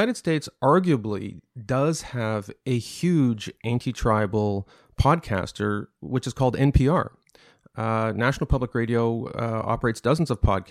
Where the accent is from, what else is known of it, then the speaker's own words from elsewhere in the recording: Canada; As a Canadian